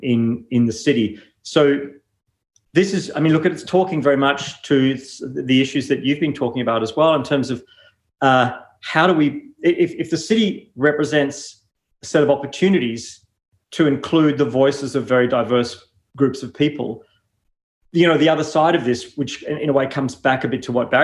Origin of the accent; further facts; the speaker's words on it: New Zealand; moved away as an adult; now in Melbourne, Australia; I grew up in New Zealand and then came here broadly to study architecture